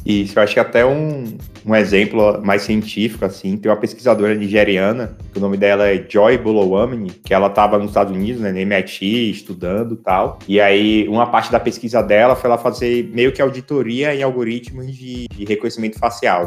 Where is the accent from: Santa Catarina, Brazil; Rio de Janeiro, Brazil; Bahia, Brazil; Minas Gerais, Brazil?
Bahia, Brazil; Salvador; eu sou de Salvador